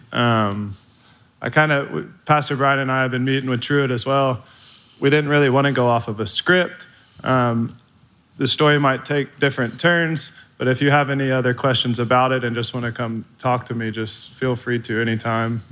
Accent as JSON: {"language": "English", "town": "Midlothian", "region": "Texas", "country": "United States", "tie": "born or raised there", "also_born_or_lived": "DeSoto, Texas", "said": "I moved from DeSoto to Midlothian."}